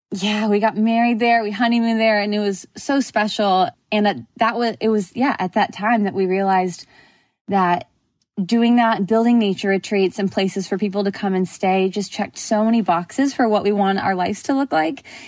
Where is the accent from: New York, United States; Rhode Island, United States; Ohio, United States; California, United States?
California, United States; Southern; moved away as an adult; also born or lived in Houston; I grew up in Southern California